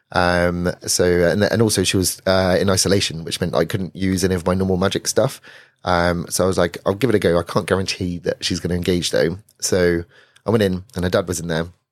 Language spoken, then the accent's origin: English; Weymouth, South West England, United Kingdom; moved away as an adult; now in London, United Kingdom; I grew up in Weymouth